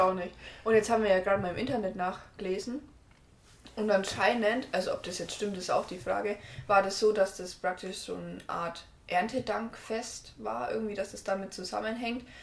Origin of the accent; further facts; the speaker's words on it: Herrieden, Bavaria, Germany; Bei uns in Herrieden gab es zum Beispiel immer noch so ein äh, Spiel in der Kirche am Sonntag immer